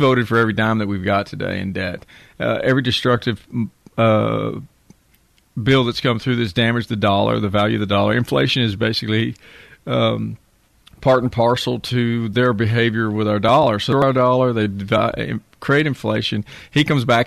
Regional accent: Texas, United States; I'm a Texan. My family's been in Texas for 175 years.

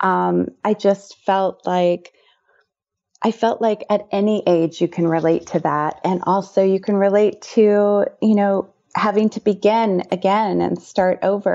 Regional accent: Indiana, United States; I've written a memoir about my high school years growing up in Indiana

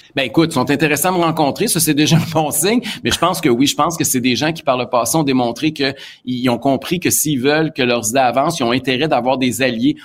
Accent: Quebec, Canada; en tant que Québécois

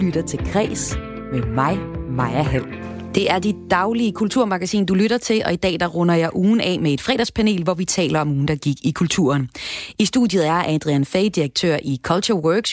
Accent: Aalborg, North Denmark Region, Denmark; jeg kommer fra Aalborg

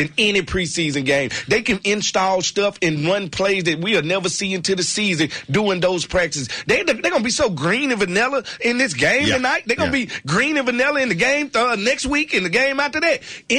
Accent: Mississippi, United States; I'm from Mississippi. The whole city is dust.

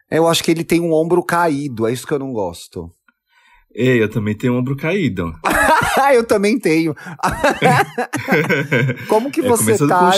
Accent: Brazil; E você vê que a gente está em 2020, a gente é brasileira, a gente tem outra, outra vivência

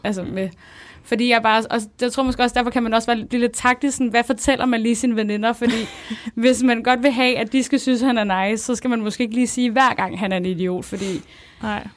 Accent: Copenhagen, Capital Region of Denmark, Denmark; moved away as an adult; also born or lived in Smørum; now in Odense, Denmark; jeg er født og opvokset på Nørrebro, men så flyttede vi til Smørum, som er sådan en provinsby

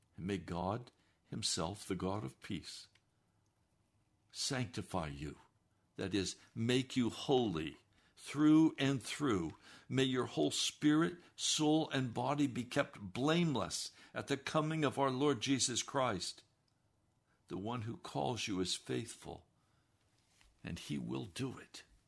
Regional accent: the West, United States; I was raised in the West

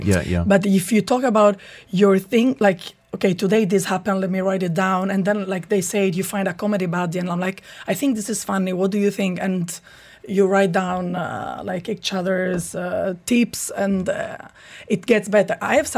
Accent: Italy; English is a second language; now in United Arab Emirates; me being Italian and me not being able to speak English very well, or me about being Italian in an Arab country, or me being a woman.

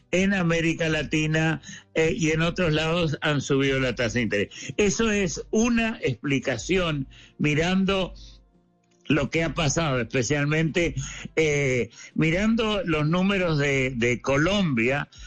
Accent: Argentina; moved away; no voy a hablar de mi país de origen, Argentina

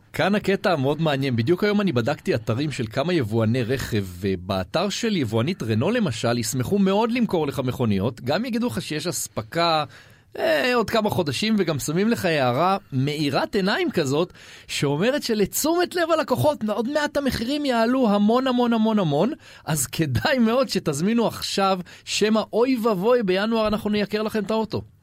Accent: Israel; אנחנו ישראלים

